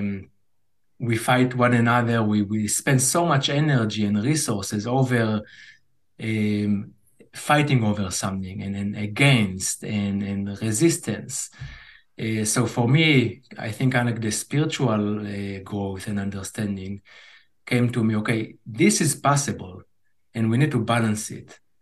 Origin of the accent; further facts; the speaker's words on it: Israel; growing up in Israel